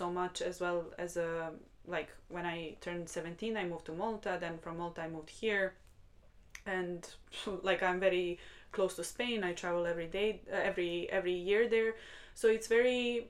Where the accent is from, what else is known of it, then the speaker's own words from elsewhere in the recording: Sremčica, Belgrade, Serbia; English is a second language; moved away; I am not from Belgrade exactly, from the capital of Serbia. I'm like a 40 minutes away, like 40 minute drive. And the place where I'm from is actually called Sremčica.